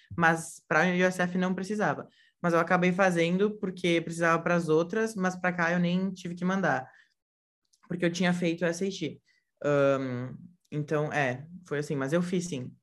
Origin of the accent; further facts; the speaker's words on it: Brazil; now in Florida, United States; eu sou brasileiro